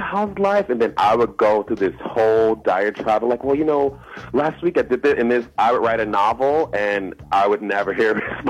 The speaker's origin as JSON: {"language": "English", "town": "Chicago", "region": "Illinois", "country": "United States", "tie": "born or raised there", "moved": "as an adult", "lives_now": "Los Angeles, United States", "said": "I'm from Chicago, born and raised."}